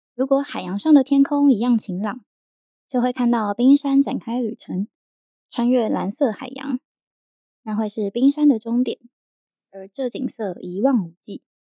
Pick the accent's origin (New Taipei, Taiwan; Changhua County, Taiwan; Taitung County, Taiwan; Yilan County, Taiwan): Yilan County, Taiwan; Yilan; moved away; 我以前在宜兰长大